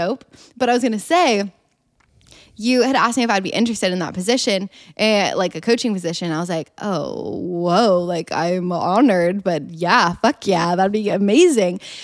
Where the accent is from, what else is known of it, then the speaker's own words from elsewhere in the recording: Columbus, Ohio, United States; now in Austin, United States; I'm from Columbus, Ohio